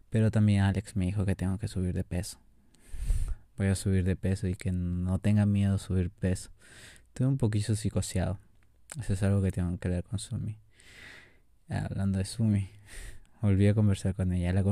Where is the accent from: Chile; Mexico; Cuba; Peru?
Peru; no creían que yo era de aquí, pero yo dije que sí, soy peruano